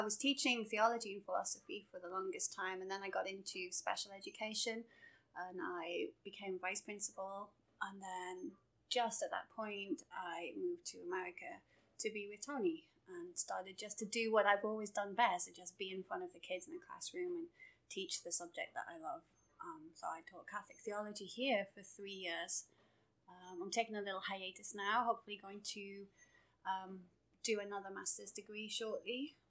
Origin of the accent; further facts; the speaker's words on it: England, United Kingdom; moved away as an adult; also born or lived in Durham / Birmingham; now in United States; Okay, so obviously I'm from England. You can probably tell by the accent.